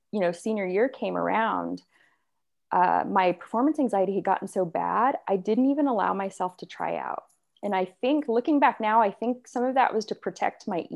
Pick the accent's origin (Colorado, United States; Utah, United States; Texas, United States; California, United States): California, United States; Temecula; also born or lived in Walnut Creek, California; I was born in Northern California, Walnut Creek. My parents divorced when I was really young. I don't know, probably around, I think I was around like two or something. And so we ended up moving in with my grandma. And then my grandma shortly after moved to Temecula